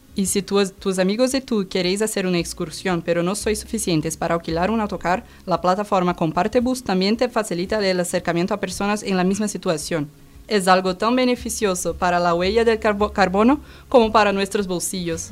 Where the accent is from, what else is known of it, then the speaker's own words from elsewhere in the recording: Brazil; moved away; Yo que soy de Brasil